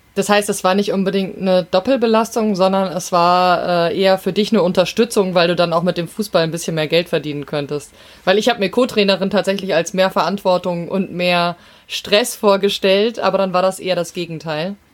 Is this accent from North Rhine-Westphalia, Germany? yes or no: no; Hesse, Germany; als Hessin